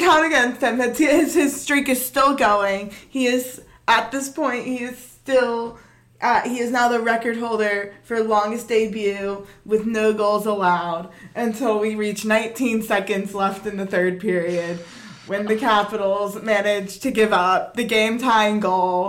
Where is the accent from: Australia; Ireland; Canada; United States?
United States; Georgia; I'm from Georgia, where hockey goes